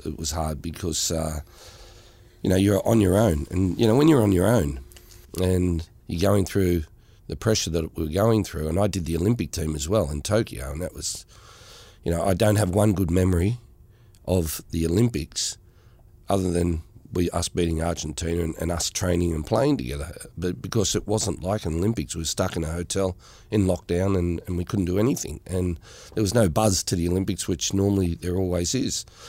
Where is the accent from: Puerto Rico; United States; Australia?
Australia; being Australian myself